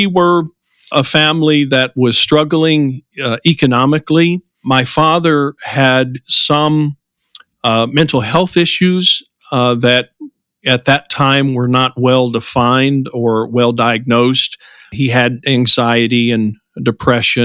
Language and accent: English; southern Missouri, United States; I was born in southern Missouri, about an hour and a half south of St. Louis in the mid-1960s